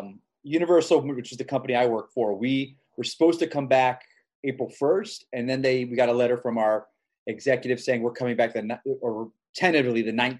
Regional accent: Florida, United States; where I grew up, Florida, and I just think they're a bunch of idiots.

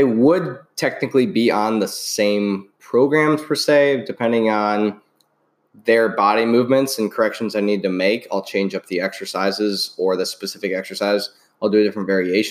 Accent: Midwest, United States; moved away as an adult; now in Tampa, United States; I'm from the Midwest as well, and I moved down here 8 months or so before Nicole moved here.

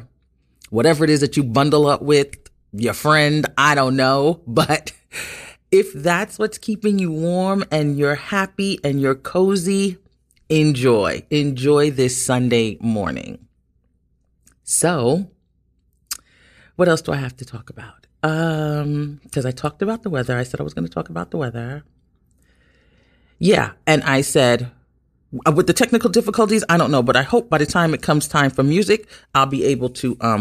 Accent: New York City, New York, United States; being born and raised in Brooklyn and living in New York all my life

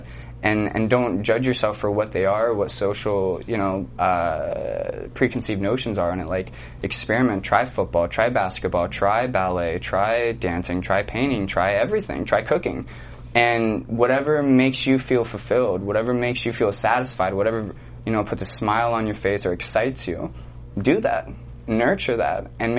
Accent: Ohio, United States; now in Los Angeles, United States; I was a little street kid growing up. I was from Ohio, and I was adopted at the age of 12.

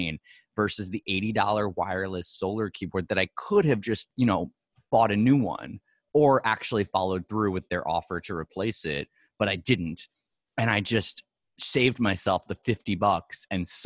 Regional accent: New York, United States; being a New Yorker

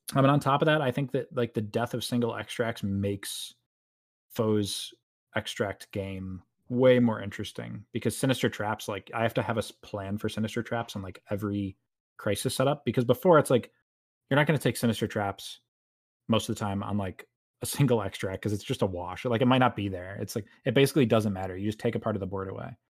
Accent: New York, United States; I'm a New Yorker in Central Time

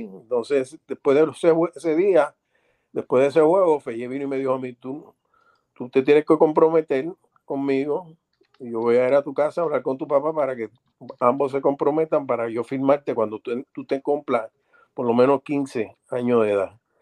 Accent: Manatí, Puerto Rico; also born or lived in Arecibo; Yo soy de Manatí, mi, pueblo, mi pueblo donde desperté, donde di mis primeros pasos

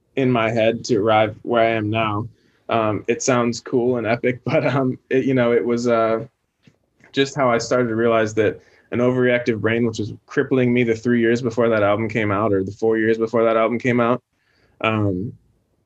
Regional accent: Chicago, Illinois, United States; we grew up in Chicago, two blocks from each other's houses

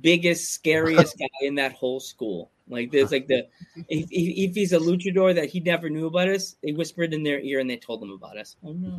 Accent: United States; we're from America

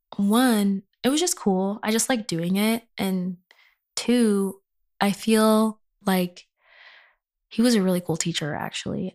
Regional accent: Inland Empire, California, United States; I'm from the Inland Empire

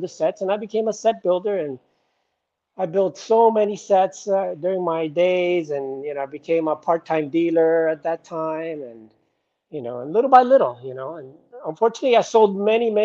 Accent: South Florida, United States; I'm from South Florida

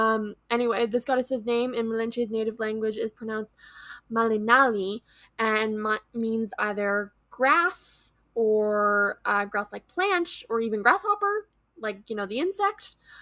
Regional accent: Scotland, United Kingdom; I'm Scottish, so that's really, really cool.

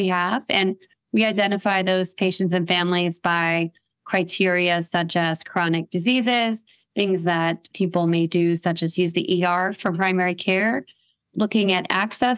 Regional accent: New Orleans, Louisiana, United States; here in my hometown of New Orleans

